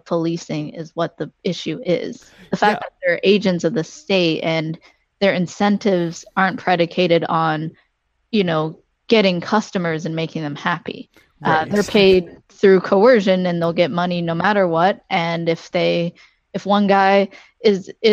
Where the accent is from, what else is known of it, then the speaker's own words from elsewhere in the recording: Washington, United States; I come from Washington